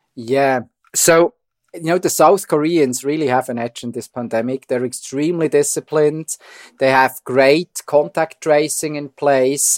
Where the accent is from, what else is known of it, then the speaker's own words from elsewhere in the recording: Switzerland; accent: Swiss; moved away as an adult; now in Toronto, Canada; I'm Swiss, as you hear from my accent